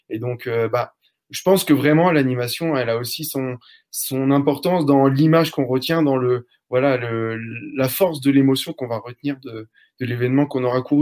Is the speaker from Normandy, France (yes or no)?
yes; Normandy, France; J'ai 30 ans. Donc, moi, je suis, un, je suis ton voisin. Je suis normand.